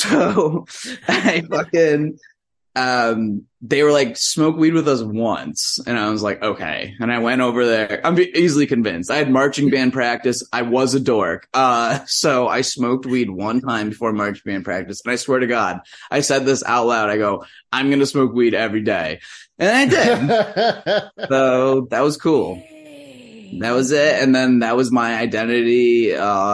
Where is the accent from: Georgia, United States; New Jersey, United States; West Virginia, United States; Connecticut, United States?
Connecticut, United States; moved away as an adult; now in Lincoln, United States; Growing up in Connecticut.